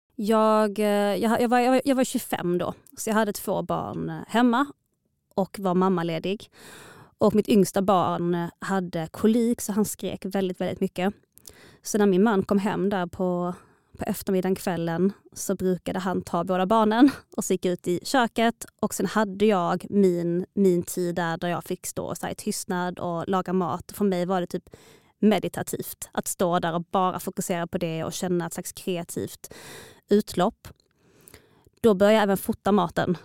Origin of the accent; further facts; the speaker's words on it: Malmö, Skåne, Sweden; also born or lived in Stockholm; Jag är född och uppvuxen i Malmö förutom några få år iväg